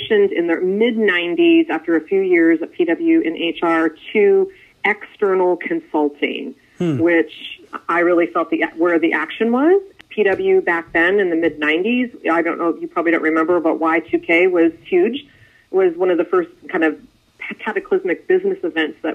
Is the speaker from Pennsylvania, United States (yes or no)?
yes; Erie, Pennsylvania, United States; now in Florida, United States; I grew up in Erie, which is a couple hours northwest of Pittsburgh